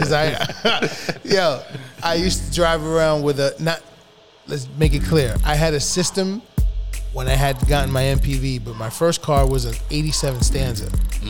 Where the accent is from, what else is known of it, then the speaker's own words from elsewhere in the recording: New York City, New York, United States; I had lived directly in the hood for 17 years. I lived in the Bronx. I grew up on Webb Avenue between Kingsbridge and 190th.